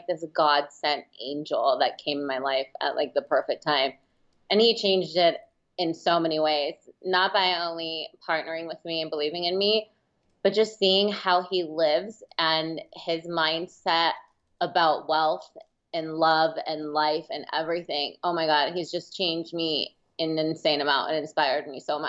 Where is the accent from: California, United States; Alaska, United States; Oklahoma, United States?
California, United States; San Jose; moved away as an adult; also born or lived in Los Gatos, California; now in Las Vegas, United States; I grew up in San Jose, California, and Los Gatos, both of those. And Bay Area